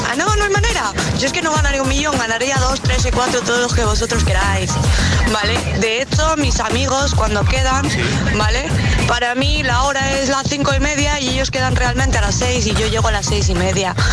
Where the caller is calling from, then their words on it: Cádiz, Andalusia, Spain; Buenos días … de Cádiz.